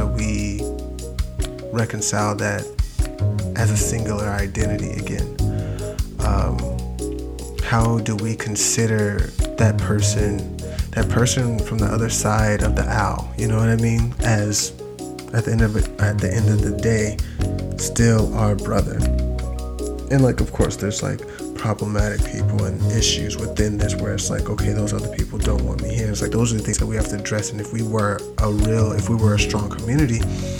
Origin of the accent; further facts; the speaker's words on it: United States; we're some of the most American people that exists, like by birthright